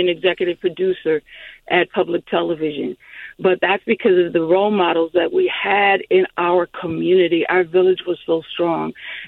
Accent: St. Paul, Minnesota, United States; girls growing up in the Selbydale community, descended of Rondo

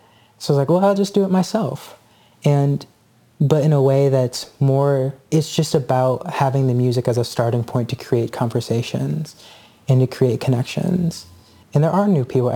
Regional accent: Indianapolis, Indiana, United States; now in Chicago, United States; growing up in Indianapolis

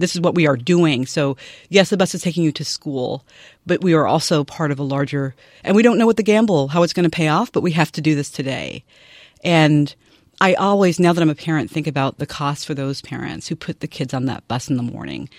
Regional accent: Nashville, Tennessee, United States; moved away; I grew up in Nashville, Tennessee

